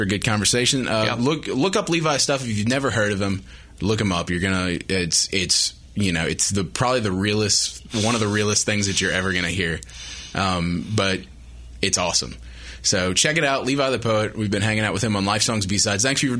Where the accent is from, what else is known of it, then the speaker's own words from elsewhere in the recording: Louisiana, United States; But I'm from Louisiana.